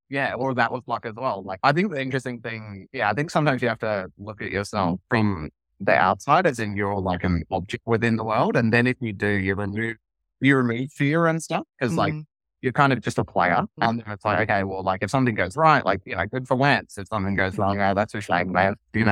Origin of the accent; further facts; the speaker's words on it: Australia; maybe it's partly being Australian or, you know, or whatever